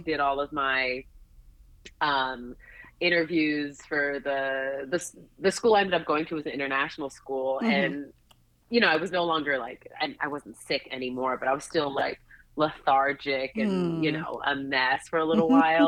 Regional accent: Lomé, Maritime, Togo; also born or lived in Washington, D.C., United States; I was born in Washington, D.C., but my dad took a job shortly after I was born that took us to Lomé, Togo, just to summarize what that movement was.

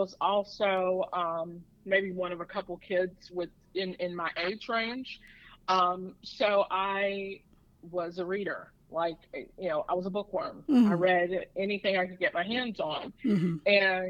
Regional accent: Edgemore, South Carolina, United States; So my family has 36 acres of land. And I grew up with probably the largest playground ever.

